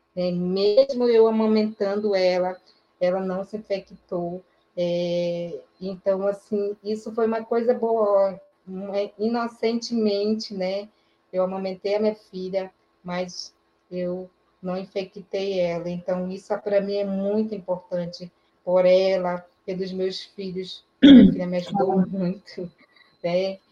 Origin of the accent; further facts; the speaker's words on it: Maués, Amazonas, Brazil; also born or lived in Manaus; eu não nasci em Manaus, né? nasci num município chamado é, Maués